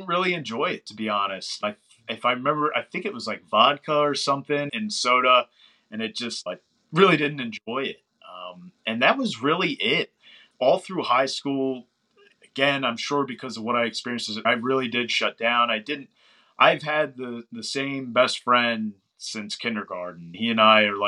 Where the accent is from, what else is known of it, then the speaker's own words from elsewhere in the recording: outside of Baltimore, Maryland, United States; We grew up probably like 30, 45 minutes outside of Baltimore.